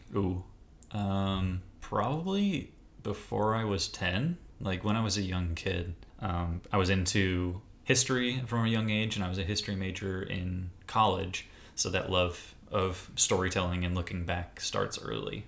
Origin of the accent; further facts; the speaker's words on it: Wisconsin, United States; were both huge Green Bay Packer fans growing up in Wisconsin